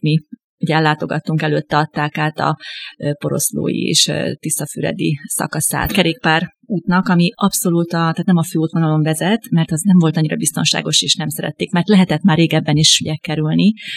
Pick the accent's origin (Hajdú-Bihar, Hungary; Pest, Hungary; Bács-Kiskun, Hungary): Hajdú-Bihar, Hungary; Debrecen; ugye én debreceni származású vagyok